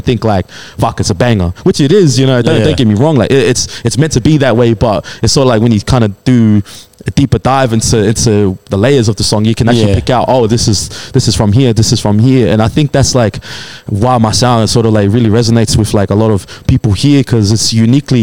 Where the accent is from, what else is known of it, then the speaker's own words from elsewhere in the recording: Australia; I soaked up a lot of music from just growing up here in Australia